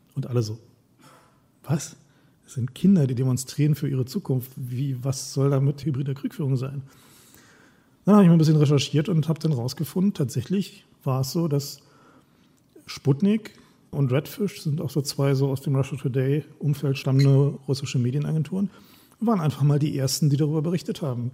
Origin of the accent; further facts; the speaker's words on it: East Germany, Germany; Ich komme aus dem Osten, ich war 18, als die Mauer gefallen ist